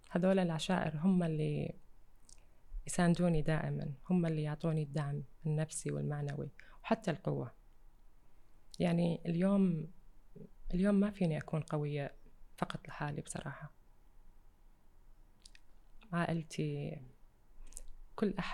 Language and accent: Arabic; Iraq; accent: Iraqi; moved away; عشت خارج العراق بس آه، اكيد احب احكي عراقي